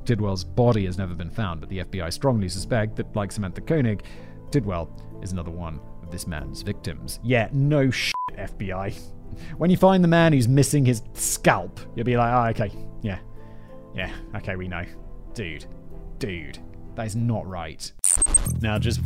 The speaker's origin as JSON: {"language": "English", "country": "United Kingdom", "said": "as a British person"}